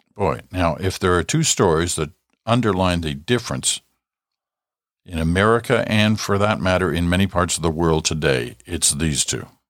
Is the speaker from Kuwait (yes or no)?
no; Ottawa, Ontario, Canada; also born or lived in Britain; we'd come over from Britain in the mid nineteen fifties, in my early days growing up in Ottawa